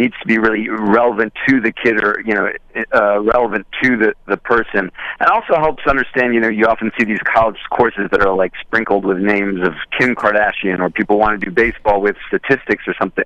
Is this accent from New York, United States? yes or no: yes; Westchester, New York, United States; I grew up in Westchester.